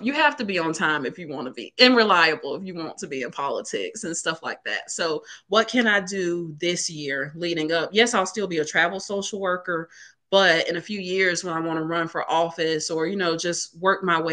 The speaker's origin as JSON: {"language": "English", "region": "Alabama", "country": "United States", "said": "we're both from Alabama"}